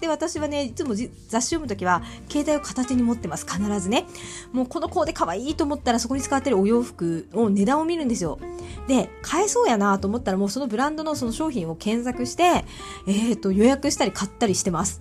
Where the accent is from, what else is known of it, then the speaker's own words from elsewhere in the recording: Miyazaki, Japan; 同郷のね、宮崎出身なんですけど